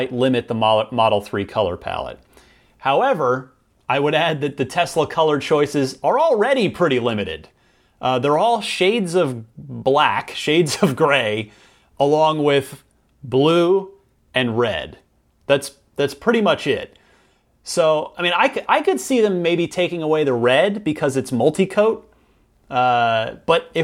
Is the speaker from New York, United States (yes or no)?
no; New Jersey, United States; moved away; my home state, my birth state of New Jersey